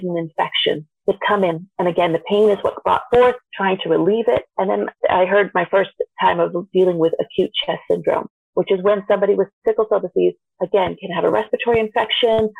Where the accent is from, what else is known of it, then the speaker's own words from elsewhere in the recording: Vermont, United States; I grew up actually in Vermont, which is not the world's most diverse place, but being somebody of Indian descent